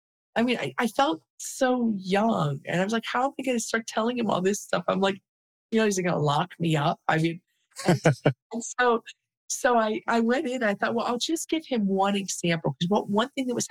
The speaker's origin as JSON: {"language": "English", "town": "Cincinnati", "region": "Ohio", "country": "United States", "tie": "born or raised there", "also_born_or_lived": "California", "moved": "yes", "said": "I grew up in Cincinnati, Ohio."}